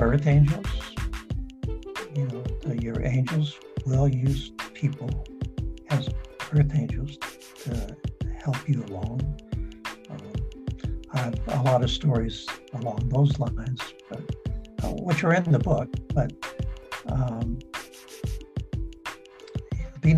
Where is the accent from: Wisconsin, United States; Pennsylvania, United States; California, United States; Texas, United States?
California, United States; San Diego; I grew up in San Diego